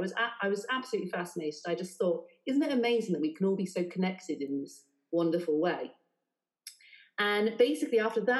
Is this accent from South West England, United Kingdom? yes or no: yes; South West England, United Kingdom; now in London, United Kingdom; So, yeah, but I'm not from here. I'm actually from right down the southwest.